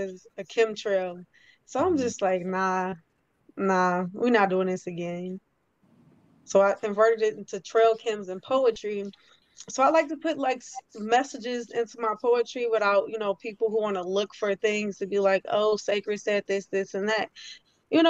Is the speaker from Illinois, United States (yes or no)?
yes; Harvey, Illinois, United States; now in San Antonio, United States; I was born in Harvey, Illinois, like 15 minutes away from Chicago